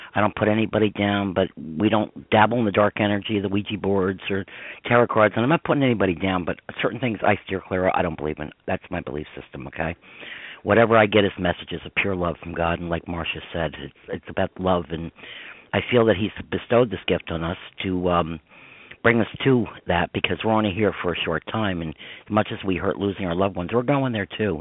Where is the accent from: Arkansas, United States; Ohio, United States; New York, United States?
New York, United States; Croton-on-Hudson; I grew up in Croton on Hudson, New York